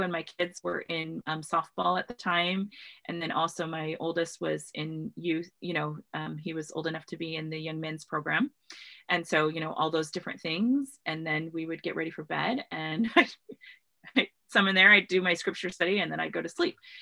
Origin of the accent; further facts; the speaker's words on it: Washington, United States; I grew up in Washington State